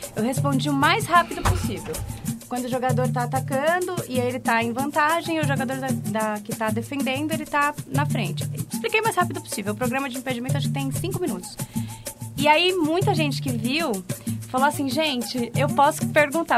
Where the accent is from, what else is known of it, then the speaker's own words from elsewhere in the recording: São Paulo, Brazil; eu sou de Itaquera, sou da Zona Leste, graças a Deus. Muito feliz por ser da Zona Leste. Born and raised.